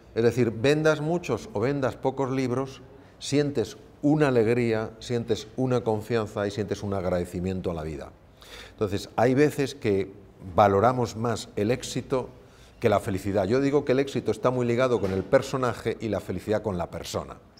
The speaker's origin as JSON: {"language": "Spanish", "country": "Spain", "said": "mi país, España."}